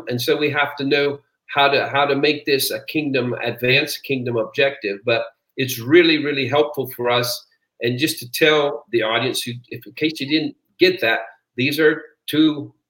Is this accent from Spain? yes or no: no; Peru; I was born and raised in Peru, South America.